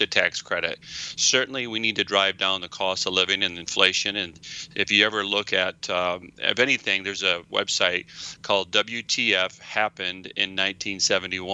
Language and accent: English; Michigan, United States; being a fifth generation Michigander